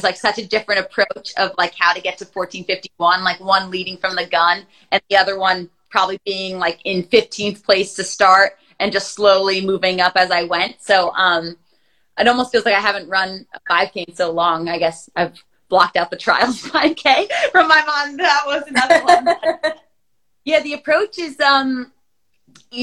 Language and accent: English; United States; the Millrose Games, like 15 minutes from my hometown